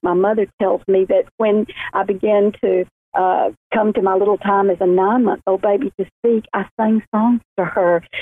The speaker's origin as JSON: {"language": "English", "town": "Montgomery", "region": "Alabama", "country": "United States", "tie": "born or raised there", "lives_now": "Birmingham, United States", "said": "I was born in Montgomery, Alabama, just a little uh, beautiful city, the capital of Alabama, and um, then moved to Birmingham uh, about 30 years ago"}